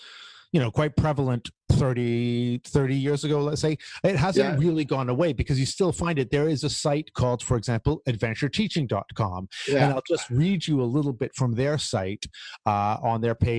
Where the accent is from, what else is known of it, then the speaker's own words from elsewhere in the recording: Canada; as a Canadian